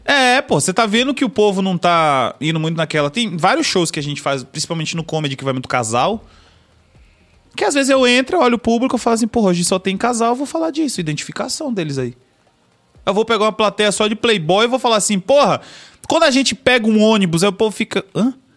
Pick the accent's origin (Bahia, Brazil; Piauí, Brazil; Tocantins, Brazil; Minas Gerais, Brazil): Bahia, Brazil; Salvador; Eu moro na Bahia, meu patrão, tá ligado? Moro em Castelo Branco. Meu jeito de falar é outro